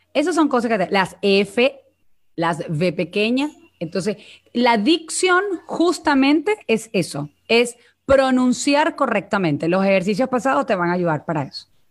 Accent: Venezuela; accent: Venezuelan; moved away as an adult; now in Mexico; mi acento es venezolano

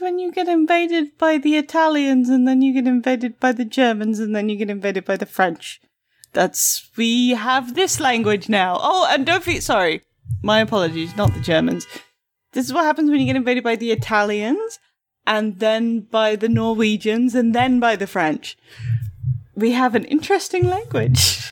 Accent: United Kingdom; I am the best British person ever.

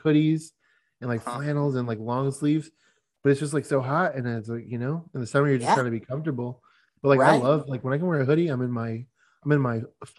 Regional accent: Michigan, United States; now in Arizona, United States; Like, I used to live in the snow. I grew up in Michigan.

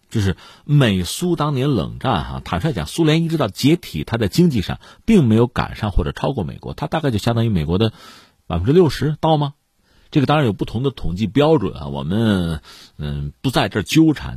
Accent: China; 我们不是俄国人， 我们是中国人

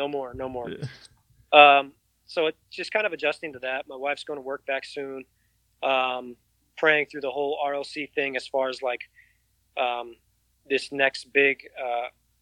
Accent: New York City, New York, United States; now in Austin, United States; I grew up in New York City.

